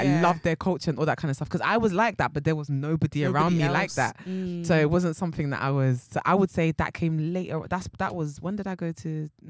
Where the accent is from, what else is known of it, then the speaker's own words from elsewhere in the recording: London, United Kingdom; the side of North London that I grew up in wasn't diverse. It was either you were white, you were black, or you was Turkish.